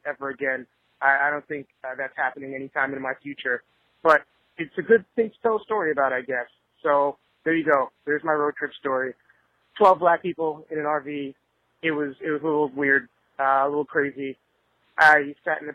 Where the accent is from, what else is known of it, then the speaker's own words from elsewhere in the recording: New York, United States; I grew up in New York